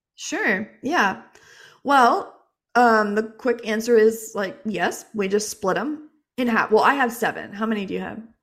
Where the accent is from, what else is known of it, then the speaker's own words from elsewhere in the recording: Jacksonville, Florida, United States; moved away; We're from Jacksonville. We spent our whole childhood and, uh, adolescence there.